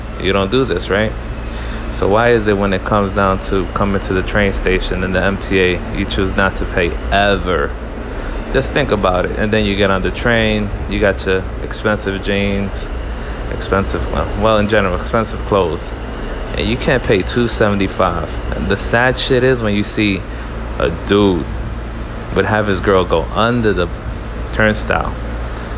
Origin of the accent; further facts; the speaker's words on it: New York, United States; growing up in New York